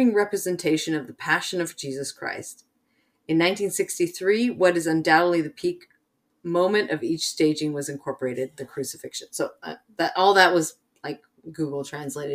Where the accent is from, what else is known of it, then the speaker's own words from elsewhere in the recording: United States; moved away as an adult; now in Basque Country, Spain; I'm an American